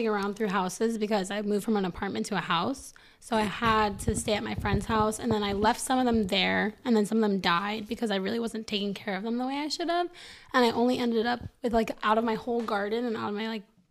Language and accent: English; Boca Raton, Florida, United States; also born or lived in New York; I grew up in New York and I moved to Boca when I was 7